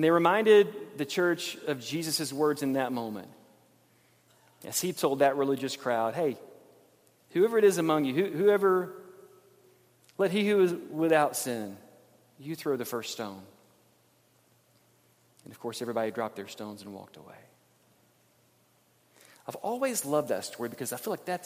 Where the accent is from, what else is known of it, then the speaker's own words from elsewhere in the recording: Montgomery, Alabama, United States; When I was a kid growing up in Alabama, Montgomery, Alabama